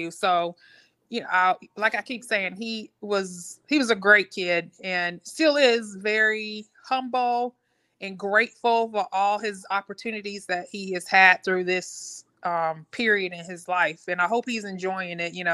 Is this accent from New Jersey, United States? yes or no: no; North Carolina, United States; And so, even though you know we grew up in Duke country